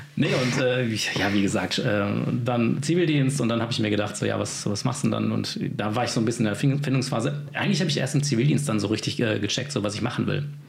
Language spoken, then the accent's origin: German; Remscheid, North Rhine-Westphalia, Germany; von meiner Heimatstadt Remscheid im Bergischen Land in NRW